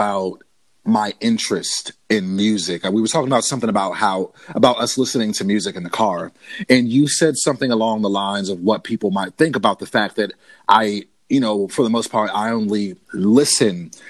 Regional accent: United States; as an American DJ

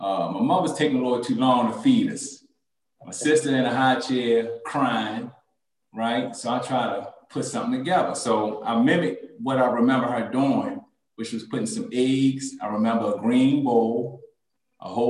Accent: Baltimore, Maryland, United States; I grew up in West Baltimore

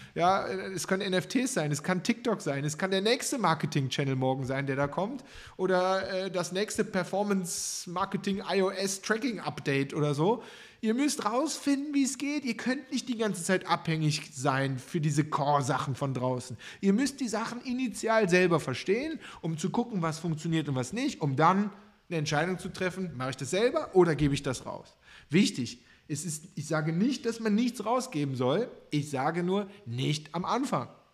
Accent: Cologne, North Rhine-Westphalia, Germany; ich als Kölner

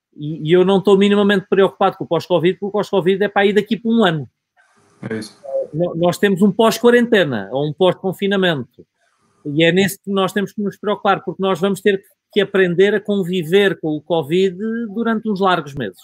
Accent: Alentejo, Portugal; Eu sou provinciano, sou, sou alentejano

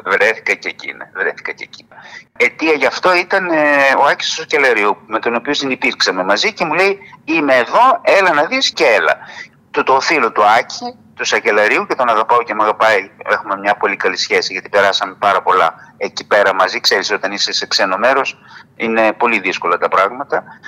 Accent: Didymoteicho, Eastern Macedonia and Thrace, Greece; το δημότυχο είναι η πατρίδα μου. Εκεί δηλαδή η γιαγιά μου που σου είπα που ήρθε πρόσφυγας εγκαταστάθηκε στο διδημότυχο. Και εκεί γεννήθηκα κι εγώ

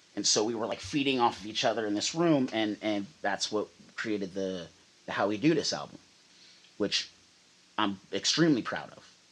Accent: Redway, California, United States; the Melody Trailer Park in Redway, where we're where I'm from, born and raised, my hometown

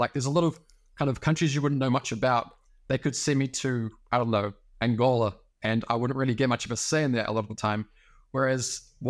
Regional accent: New Zealand; Yeah, so literally I'm on the exact opposite side of the world than where I was born currently. I'm from New Zealand originally, so basically the middle of nowhere.

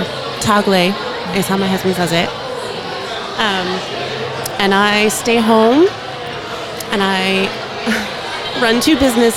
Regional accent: Dallas, Texas, United States; moved away as an adult; now in Corpus Christi, United States; Yes, I'm from Dallas. I grew up in Dallas.

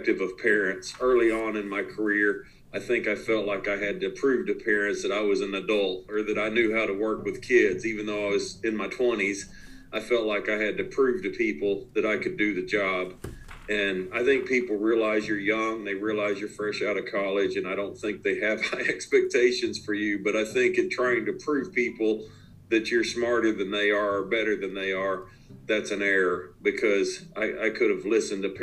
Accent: one city away from Fayetteville, Arkansas, United States; moved away as an adult; also born or lived in Chapel Hill, North Carolina; now in Fayetteville, United States; I'm now back one city away from where my wife and I grew up in Fayetteville, Arkansas

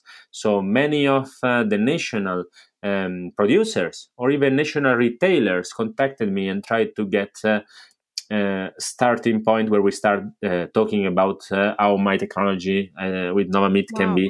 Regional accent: Italy; now in Barcelona, Spain; I come from Italy, I'm not Spanish

